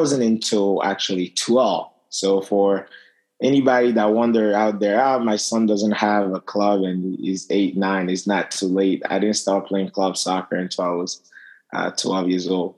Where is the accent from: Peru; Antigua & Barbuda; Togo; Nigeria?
Togo; also born or lived in Paris, France; now in United States; Yeah, so I was born in Togo. It's a very small country in West Africa.